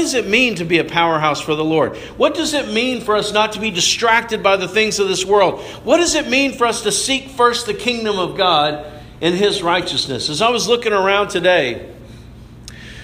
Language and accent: English; Dallas, Georgia, United States; we're from a suburb of Atlanta